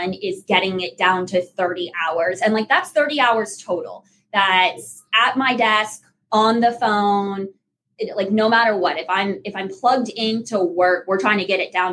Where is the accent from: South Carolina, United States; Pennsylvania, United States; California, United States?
California, United States; also born or lived in South Louisiana; now in Louisiana, United States; I'm from California originally, and I transplanted to South Louisiana